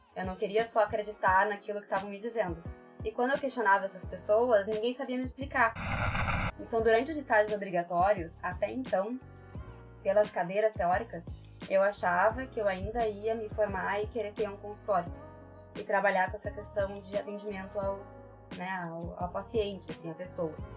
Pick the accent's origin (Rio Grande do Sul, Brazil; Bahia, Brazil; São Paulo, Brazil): Rio Grande do Sul, Brazil; Porto Alegre; eu sou de Porto Alegre, sempre fui de Porto Alegre.